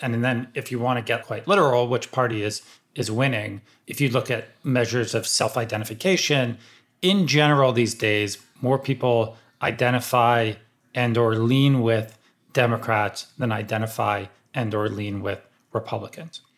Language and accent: English; outside Philadelphia, Pennsylvania, United States; I grew up like outside Philly, and so I grew up a big Sixers fan and a big Eagles fan